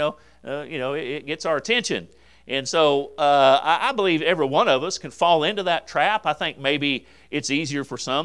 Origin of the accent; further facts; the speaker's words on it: United States; I'm an American